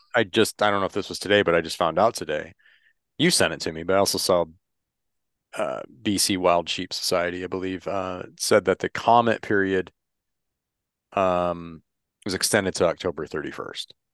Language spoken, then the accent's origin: English; Michigan, United States; I grew up in Michigan